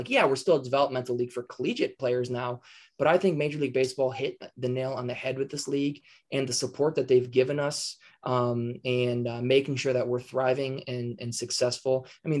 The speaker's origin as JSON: {"language": "English", "region": "Minnesota", "country": "United States", "said": "We're from Minnesota. Minnesota."}